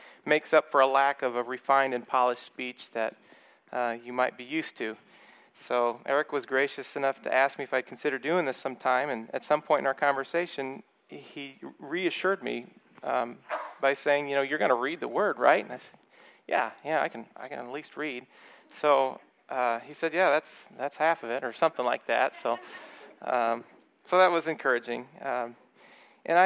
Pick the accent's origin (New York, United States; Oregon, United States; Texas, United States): Texas, United States; El Paso; moved away; We're from El Paso